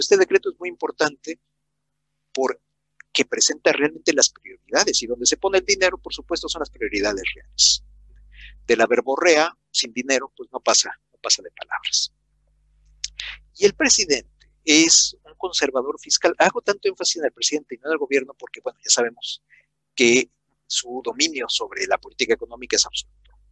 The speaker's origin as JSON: {"language": "Spanish", "country": "Mexico", "said": "las dos crisis de deuda que tuvimos en los 80s y en los 90"}